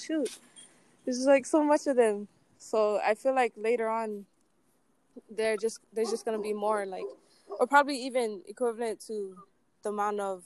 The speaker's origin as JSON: {"language": "English", "town": "Laie", "region": "Hawaii", "country": "United States", "tie": "born or raised there", "also_born_or_lived": "Cook Islands", "said": "Growing up in La'ie"}